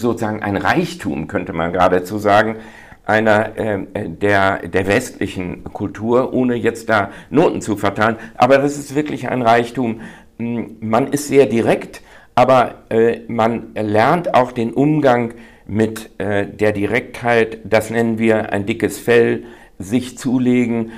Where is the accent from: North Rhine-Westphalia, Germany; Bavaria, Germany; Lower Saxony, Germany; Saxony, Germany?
North Rhine-Westphalia, Germany; bin ich eben dominant ein Westfale